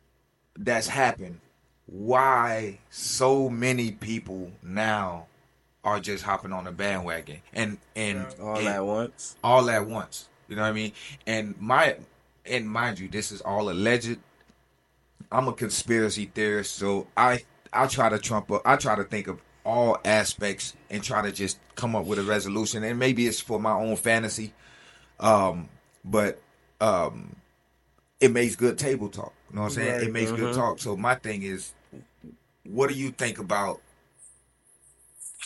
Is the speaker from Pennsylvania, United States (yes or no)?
no; Miami, Florida, United States; we are from Miami